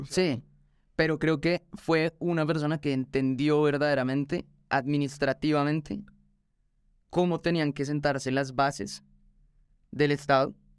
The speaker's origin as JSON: {"language": "Spanish", "country": "Colombia"}